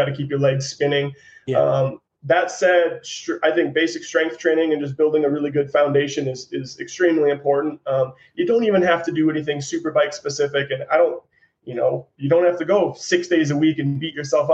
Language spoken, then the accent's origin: English; St. Cloud, Minnesota, United States; now in Utah, United States; I grew up in St. Cloud, Minnesota